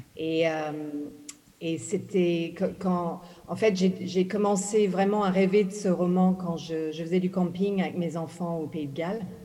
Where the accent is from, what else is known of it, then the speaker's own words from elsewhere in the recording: Ghana; moved away; je suis née au Ghana, j'ai grandi au Ghana